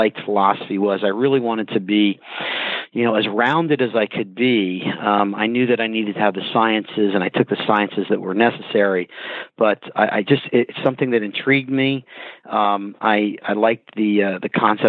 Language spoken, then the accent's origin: English; New Jersey, United States; also born or lived in Virginia / Pittsburgh / Atlanta; I grew up in New Jersey